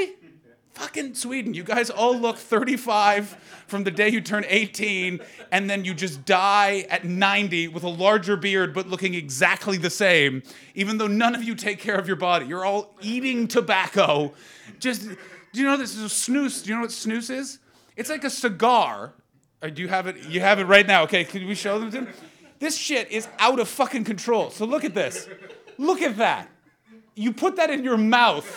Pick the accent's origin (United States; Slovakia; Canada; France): Canada; as a Canadian, the fucking Brits do my accent all the time